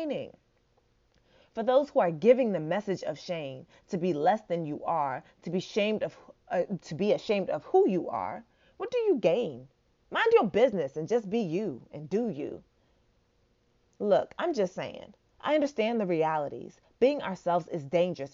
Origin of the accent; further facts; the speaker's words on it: Nigeria; And I'm Nigerian